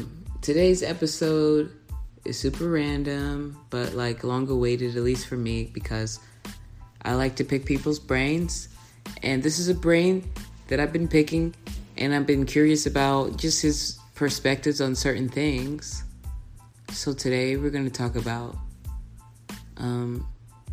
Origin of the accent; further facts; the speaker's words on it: Texas, United States; I'm a Texan